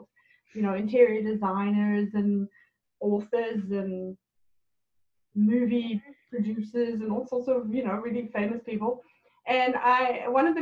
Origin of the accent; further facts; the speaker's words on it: South Africa; moved away as an adult; now in Canada; I was born in South Africa, and in 1999, my husband and I immigrated to Canada